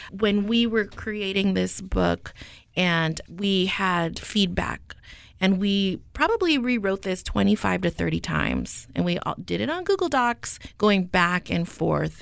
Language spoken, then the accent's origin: English; Stockton, California, United States; moved away as an adult; I was raised in Stockton